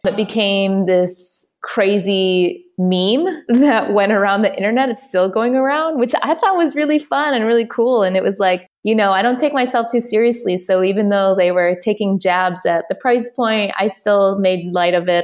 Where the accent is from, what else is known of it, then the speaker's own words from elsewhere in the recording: Detroit, Michigan, United States; I'm from Detroit. I am a Detroiter through and through